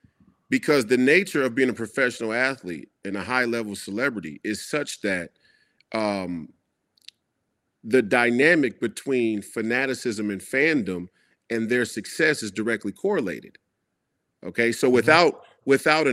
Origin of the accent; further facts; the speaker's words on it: Minnesota, United States; So us here in Minnesota, we got to see Chicago Bulls games